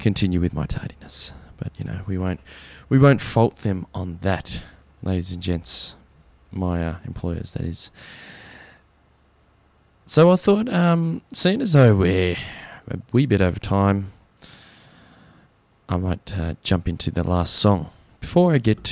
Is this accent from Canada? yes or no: no; Australia; accent: bogan; our true great country